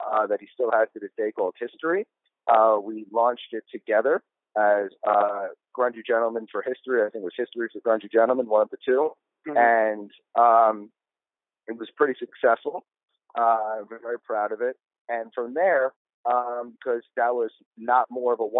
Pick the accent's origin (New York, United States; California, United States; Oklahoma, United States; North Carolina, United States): New York, United States; New York City; I'm a New Yorker through and through